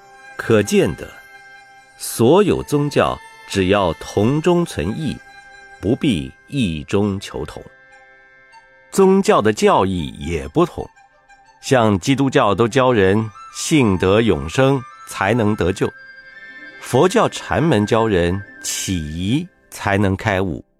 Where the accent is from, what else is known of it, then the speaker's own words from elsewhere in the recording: Jiangsu, China; 我是江苏人，扬子江的水，也滋养我成为现在佛教的僧侣。